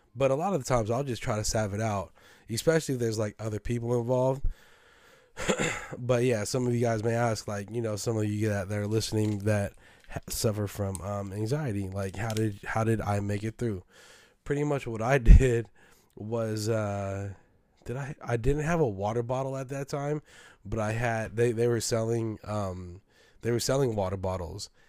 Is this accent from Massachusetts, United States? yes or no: no; San Francisco, California, United States; I'm from San Francisco.